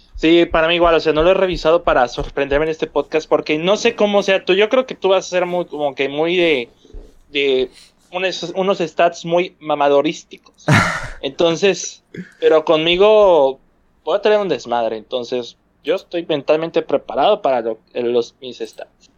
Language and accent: Spanish; Monterrey, Nuevo León, Mexico; siendo regio